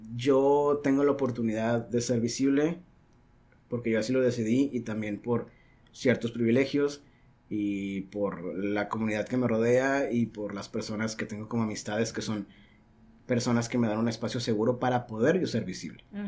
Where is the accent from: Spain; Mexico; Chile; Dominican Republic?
Mexico; Caborca, Sonora; also born or lived in Tijuana, Baja California; now in Baja California, Mexico; nací en Caborca